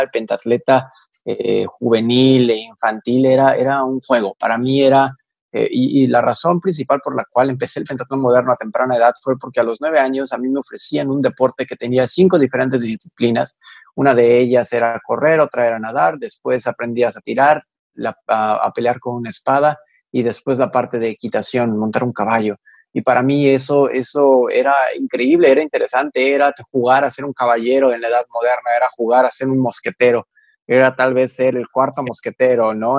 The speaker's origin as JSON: {"language": "Spanish", "country": "Mexico", "said": "tenemos como mexicanos"}